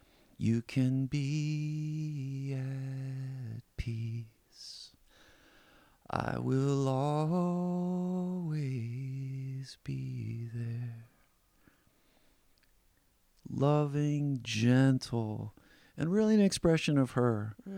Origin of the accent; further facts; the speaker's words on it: Midwest, United States; also born or lived in Indiana; I was born in Indiana. We moved around the Midwest, all around the Midwest.